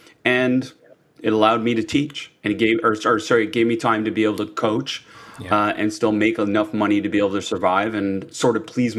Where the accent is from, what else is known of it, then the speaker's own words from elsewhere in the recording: Canada; I think that's the biggest challenge for all of us as Canadian coaches